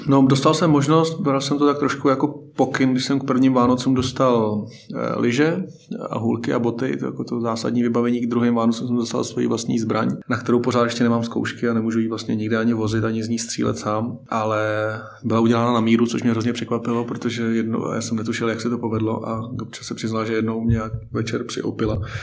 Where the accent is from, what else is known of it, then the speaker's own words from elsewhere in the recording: Hořovice, Central Bohemian Region, Czechia; Hořovice, moje rodné město